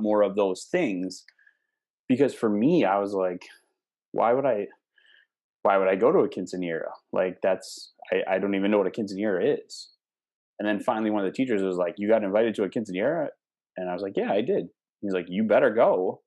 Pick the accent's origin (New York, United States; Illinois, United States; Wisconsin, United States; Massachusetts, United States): Wisconsin, United States; Cumberland; my hometown, my teeny little hometown